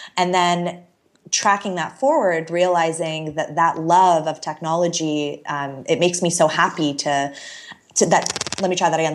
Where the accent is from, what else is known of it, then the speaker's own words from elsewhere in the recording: Canada; also born or lived in Toronto / Chicago; I moved to Chicago randomly as a Canadian